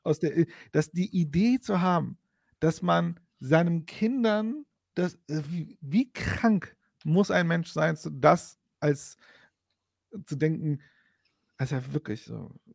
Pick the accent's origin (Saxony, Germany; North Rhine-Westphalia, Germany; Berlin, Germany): North Rhine-Westphalia, Germany; Bochum; now in Frankfurt, Germany; ich bin auch aus Bochum.